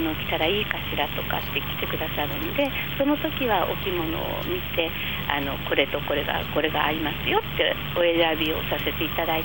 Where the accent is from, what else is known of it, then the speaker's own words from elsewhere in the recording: Kodaira, Tokyo, Japan; 小さい頃からこの町にずっと生まれ育って